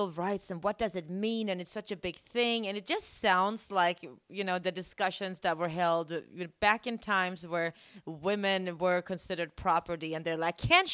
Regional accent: Sweden; now in United States; Sweden, my home country

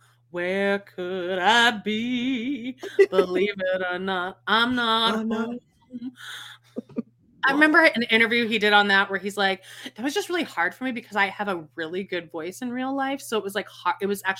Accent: Las Vegas, Nevada, United States; now in St. George, United States; I live in St. George, gross, and I grew up in Las Vegas.

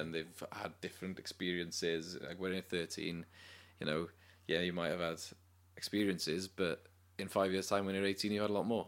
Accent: Cardiff, Wales, United Kingdom; also born or lived in London; grew up in Cardiff, went to uni in London

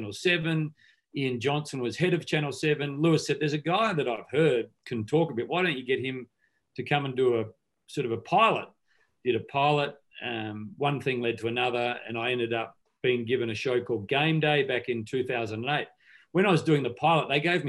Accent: Mount Pleasant, South Australia, Australia; I grew up in South Australia. We're in a small country town, as you alluded to, Mount Pleasant, 260 people, I think, still

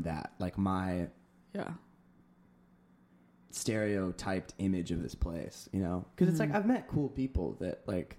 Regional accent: Orange County, Southern California, United States; I grew up in Southern California

